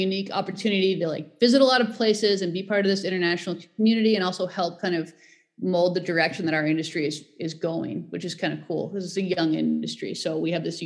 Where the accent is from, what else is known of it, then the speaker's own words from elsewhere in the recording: Nevada, United States; I grew up in Nevada doing all the regular outdoor skiing, snowboarding, water skiing